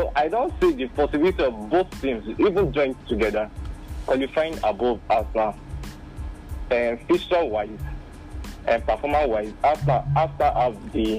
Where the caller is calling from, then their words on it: Akure, Ondo, Nigeria; calling from Akure.